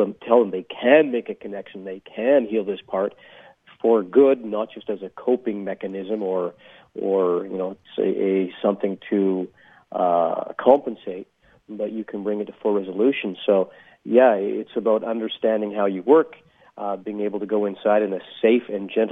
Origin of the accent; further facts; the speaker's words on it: interior of British Columbia, Canada; And I grew up in the interior of British Columbia in Canada.